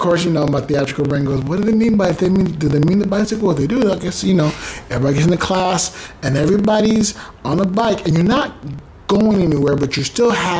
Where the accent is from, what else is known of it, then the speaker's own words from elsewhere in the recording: United States; moved away; I'm American